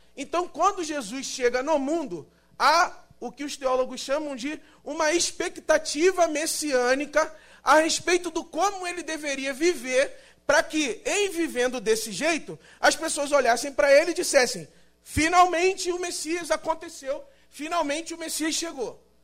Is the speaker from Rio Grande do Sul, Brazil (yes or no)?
no; São Gonçalo, Rio de Janeiro, Brazil; moved away as an adult; now in São Paulo, Brazil; E eu sou do Rio de Janeiro, na verdade, de São Gonçalo, no Rio de Janeiro. E estou em São Paulo há dois anos